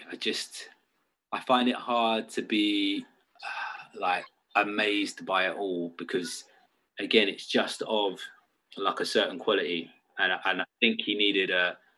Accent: United Kingdom; being British

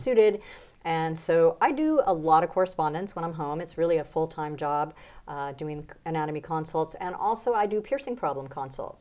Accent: United States; moved away as an adult; also born or lived in New Orleans; now in Mexico; I live in Mexico, even though I'm an American

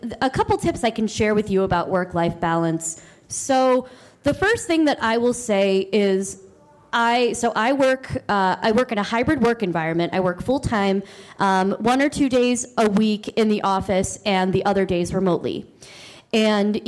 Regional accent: Maryland, United States; I am from Maryland.

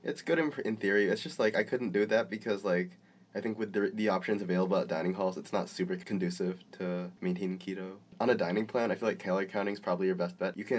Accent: Philippines; I'm Filipino, we love garlic

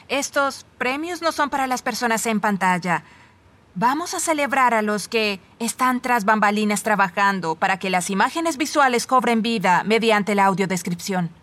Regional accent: Woodland, California, United States; somos de la misma ciudad, Woodland, California.

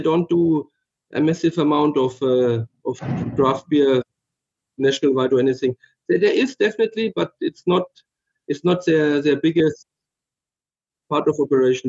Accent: Middle Franconia, Bavaria, Germany; Originally, I'm from uh, Middle Franconia. So in Franconia, it's northern Bavaria

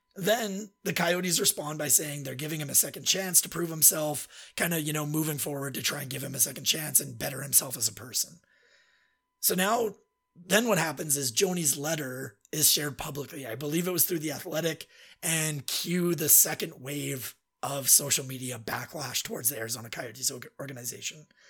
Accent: Red Deer, Alberta, Canada; I grew up with him in Red Deer.

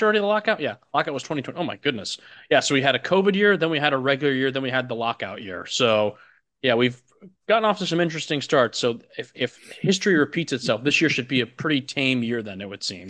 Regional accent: Chicago suburbs, Illinois, United States; moved away; I'm from Illinois, the Chicago suburbs

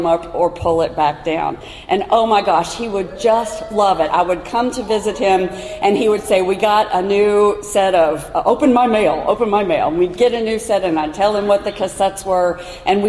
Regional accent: Kentucky, United States; my home state of Kentucky

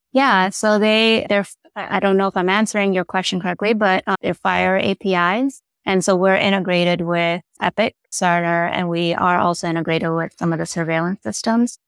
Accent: Chicago, Illinois, United States; moved away as an adult; I'm originally from Chicago. So I relocated back to Chicago

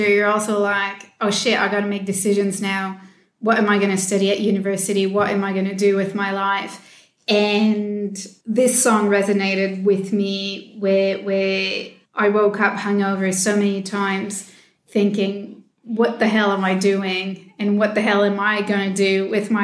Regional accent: Montreal, Quebec, Canada; my hometown, Montreal

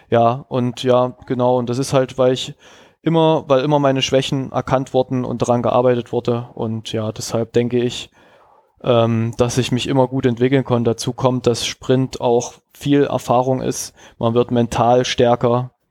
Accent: Jena, Thuringia, Germany; moved away; ich bin halt ähm, aus Jena gekommen, 2011, wo man in der Jugend, was leider öft bei vielen Trainern in gewissen Regionen der Fall ist, ähm, zu viel trainiert hat.

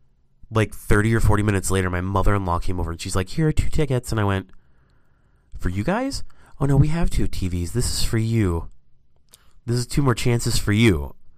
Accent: Wisconsin, United States; born there; I mean, I was born in Wisconsin, so I guess that...

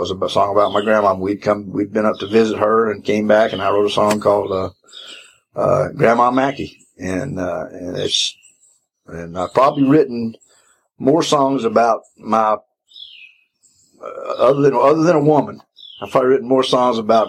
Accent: Gainesville, Georgia, United States; I grew up in Gainesville, Georgia, poultry capital of the world

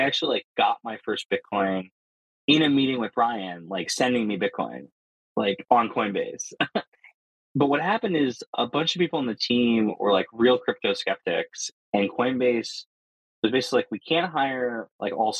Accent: New Jersey, United States; I grew up in New Jersey.

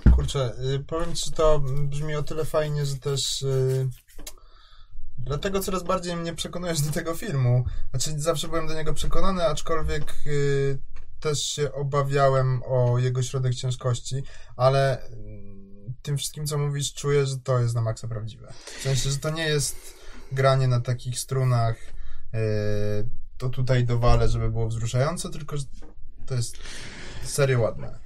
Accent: Kraków, Lesser Poland, Poland; jestem z Krakowa

